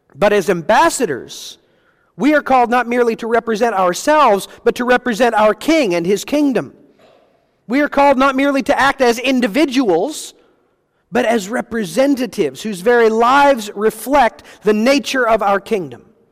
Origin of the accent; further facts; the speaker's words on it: United States; recognized as Americans. We experienced it, our family